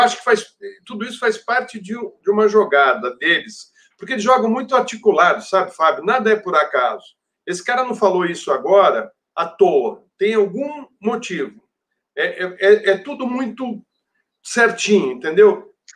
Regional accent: Brazil; nós que somos brasileiros

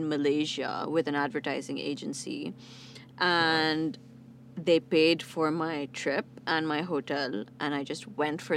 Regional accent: Pakistan; I'm Pakistani, yeah. Everyone in my family is Pakistani except for my mom.

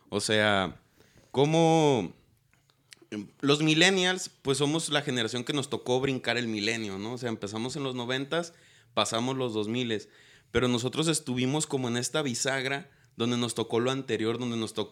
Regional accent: Guadalajara, Jalisco, Mexico; now in Tepatitlán, Mexico; pues yo soy de Guadalajara, o sea, mi familia es de Guanatos. Yo viví poquitos años allá

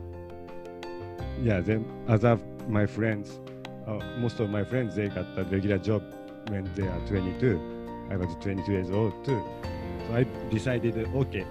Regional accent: Tokyo, Japan; now in Los Angeles, United States; I grew up, I was raised and born and raised in Tokyo, Japan

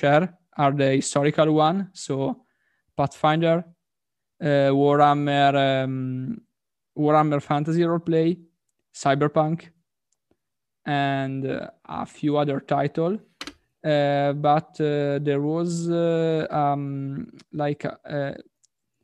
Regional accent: Italy

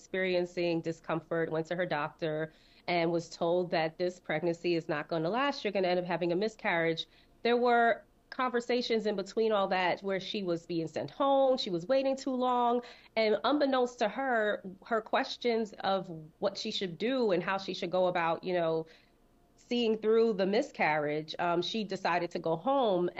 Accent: New York City, New York, United States; growing up in Brooklyn that stuff was happening in Canarsie, where I specifically really got raised

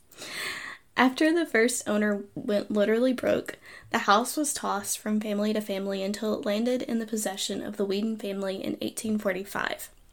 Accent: Huntsville, Alabama, United States; I grew up in Huntsville

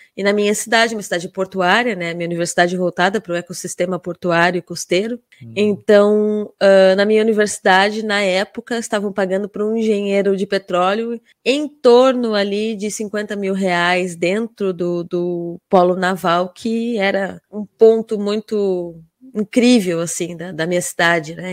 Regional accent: Rio Grande, Rio Grande do Sul, Brazil; eu estava na minha casa, literalmente, né? Na cidade onde eu nasci, onde eu morava

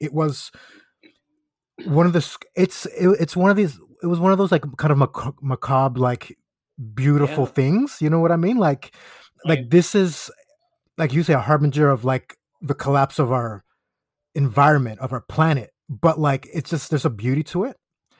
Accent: Florida, United States; because like obviously growing up in Florida, we used to roast all the tourists because they would always come in Crocs.

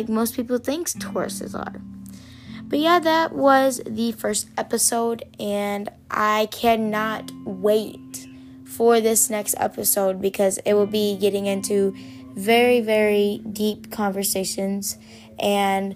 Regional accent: Indiana, United States; I am from Indiana

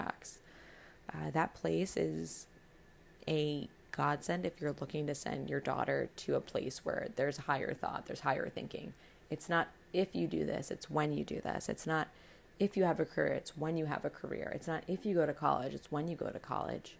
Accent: Paramus, New Jersey, United States; I'm originally from Paramus, New Jersey, which is about 15 minutes outside of New York City.

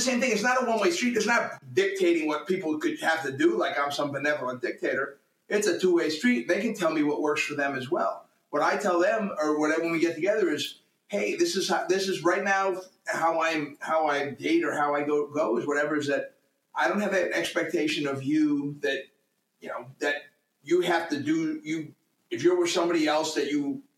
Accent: New England, United States; now in Orange County, United States; I'm a husky kid from New England

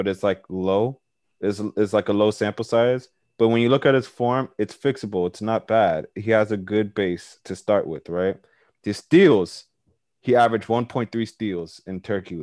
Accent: Nigeria; I'm Nigerian myself

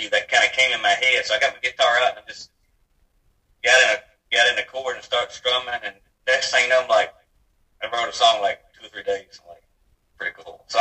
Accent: Virginia, United States; raised in Virginia

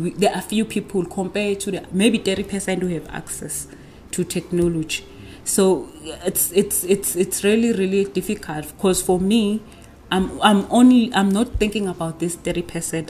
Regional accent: Nongoma, KwaZulu-Natal, South Africa; I grew up in the small town in KwaZulu Natal called Wanongoma

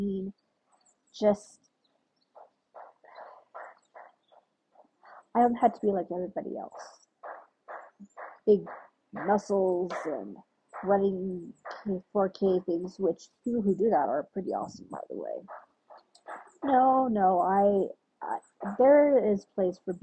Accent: United States; I'm African American. Yes, I'm Ethiopian American, but I like to prefer saying African American sometimes.

